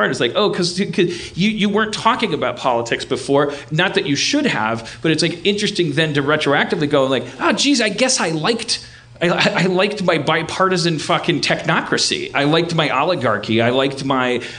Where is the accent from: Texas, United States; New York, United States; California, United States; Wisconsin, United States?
Wisconsin, United States; Milwaukee; I grew up in Milwaukee. That's like the Belfast of Wisconsin